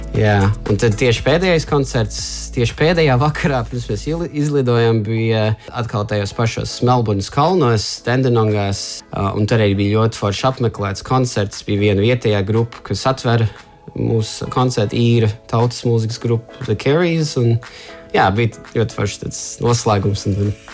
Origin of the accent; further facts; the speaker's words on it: Australia; moved away as an adult; also born or lived in Sydney; now in Latvia; piedzimu Austrālijā, bet man vienmēr bija tuvu saistas ar, ar latviešu kultūru